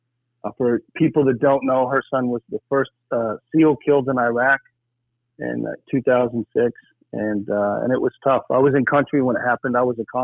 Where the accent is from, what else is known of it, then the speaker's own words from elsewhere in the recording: Cascade, Colorado, United States; moved away as an adult; I grew up just outside of Colorado Springs, Colorado. So I was a little hillbilly kid. It was a small town called Cascade